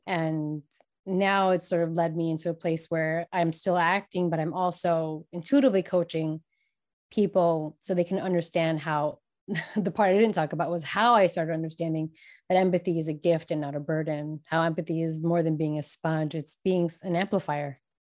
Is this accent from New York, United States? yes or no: yes; New York City, New York, United States; I was born and raised in New York, New York City